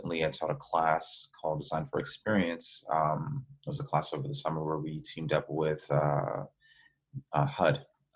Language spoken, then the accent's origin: English; New York City, New York, United States; moved away as an adult; also born or lived in Ohio; now in Texas, United States; I'm originally a New Yorker. I grew up in the Bronx.